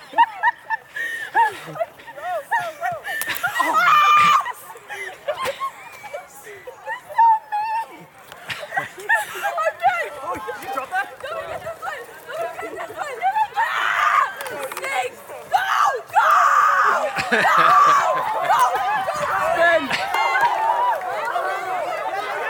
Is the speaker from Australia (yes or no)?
no; Port Alberni, British Columbia, Canada; I'm from Port Alberni on Vancouver Island